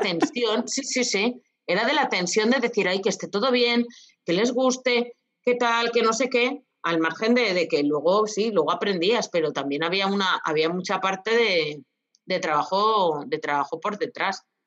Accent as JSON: {"language": "Spanish", "region": "Castilla-La Mancha", "country": "Spain", "said": "mi tierra, que las, que las almendras es el fruto seco que más, que más tenemos aquí en Castilla-La Mancha"}